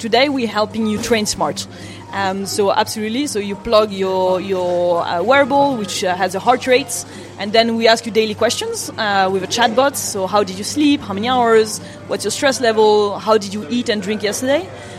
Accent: Japan; So I grew up in Japan, and actually the behavior towards health is very different.

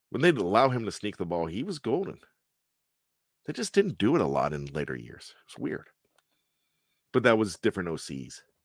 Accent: Johnstown, Pennsylvania, United States; I grew up in Johnstown, P

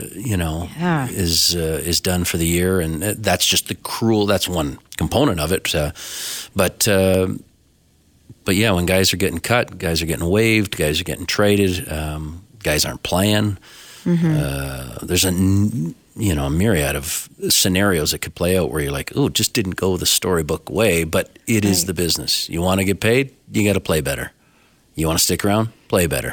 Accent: Owen Sound, Ontario, Canada; now in Calgary, Canada; I have some friends who I grew up with back in Ontario

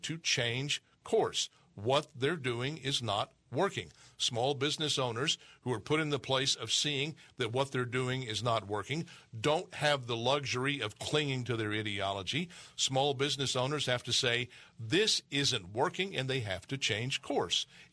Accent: Texas, United States; from my home state of Texas

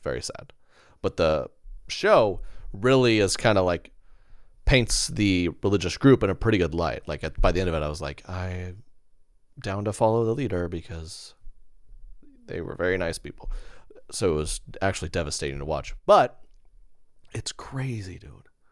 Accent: Oklahoma City, Oklahoma, United States; I'm from Oklahoma City area

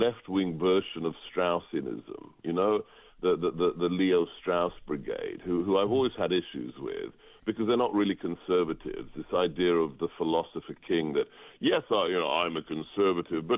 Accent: England, United Kingdom; now in United States; I was born and educated in England, and I was in a debate club in high school

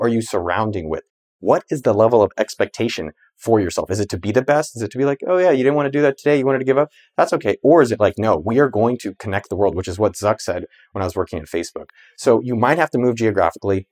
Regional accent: Cupertino, California, United States; I grew up in the Bay Area about two miles from Apple's campus in Cupertino, California

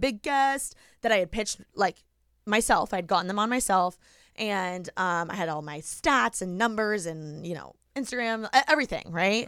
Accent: Indiana, United States; moved away as an adult; now in Los Angeles, United States; I'm from Indiana

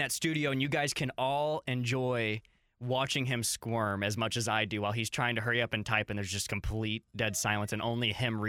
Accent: Illinois, United States; Brother, I'm from Southern Illinois.

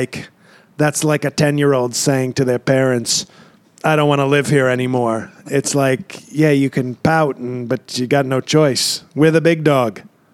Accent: New York City, New York, United States; I grew up in New York City.

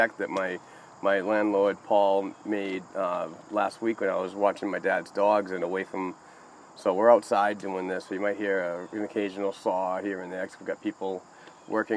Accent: Amesbury, Massachusetts, United States; my hometown of Amesbury

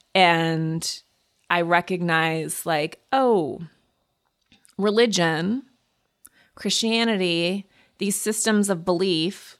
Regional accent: Montana, United States; I grew up in Montana

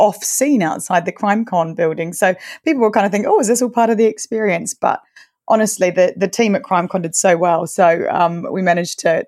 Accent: New Zealand; moved away as an adult; now in London, United Kingdom; I'm originally from New Zealand, but I've been in London for about, almost 12 years now.

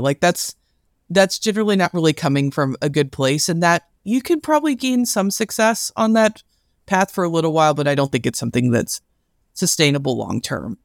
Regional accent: Louisville, Kentucky, United States; I'm from Louisville, Kentucky

